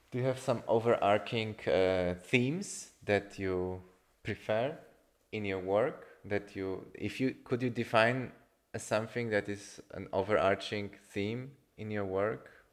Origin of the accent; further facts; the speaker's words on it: Poland; I come from Poland